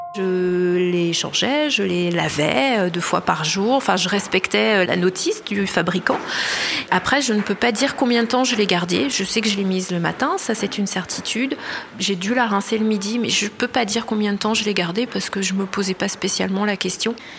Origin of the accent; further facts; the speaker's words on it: Pays de la Loire, France; Je suis née en Loire-Atlantique, j'ai jamais beaucoup bougé